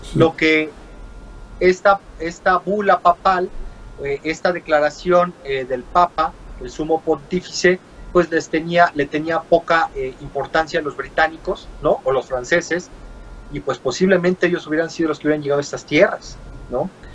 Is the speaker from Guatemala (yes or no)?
no; Mexico; yo soy mexicano y yo tengo dos raíces